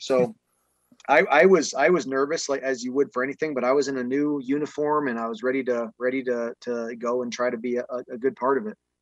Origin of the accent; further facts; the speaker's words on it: Buffalo, New York, United States; moved away as an adult; also born or lived in San Diego / Hamilton; my hometown, Buffalo